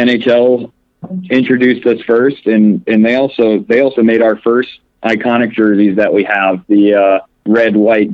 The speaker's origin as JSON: {"language": "English", "town": "Framingham", "region": "Massachusetts", "country": "United States", "tie": "born or raised there", "also_born_or_lived": "Minnesota", "moved": "yes", "said": "I'm not from too far away. I grew up around Framingham, Mass"}